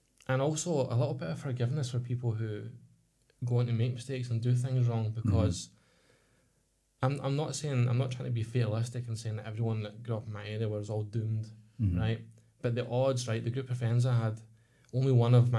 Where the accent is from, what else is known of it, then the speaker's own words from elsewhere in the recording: Ladywell, Scotland, United Kingdom; We grew up in Ladywell, which is now recognised as a socially deprived area in Scotland